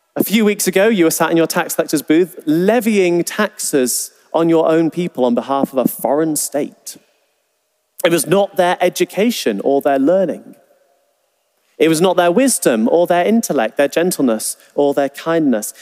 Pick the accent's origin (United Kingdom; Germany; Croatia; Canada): United Kingdom; England; we're from England